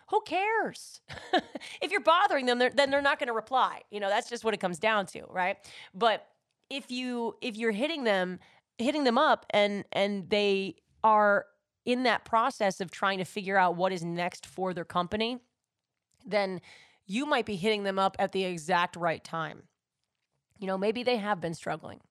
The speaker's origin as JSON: {"language": "English", "region": "New York", "country": "United States", "tie": "born or raised there", "said": "love my hometown"}